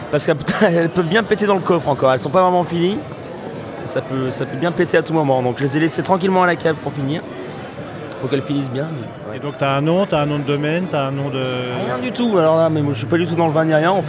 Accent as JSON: {"language": "French", "area": "Beaujolais", "region": "Auvergne-Rhône-Alpes", "country": "France"}